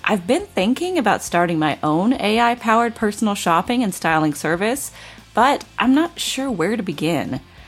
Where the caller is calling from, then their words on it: Los Angeles, California, United States; I'm calling from Los Angeles.